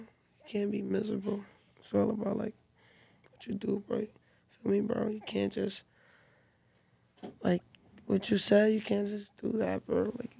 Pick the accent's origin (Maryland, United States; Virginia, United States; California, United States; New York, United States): New York, United States; I never liked the Bronx, like, from little, like I'm from Harlem. Like, I never liked the Bronx.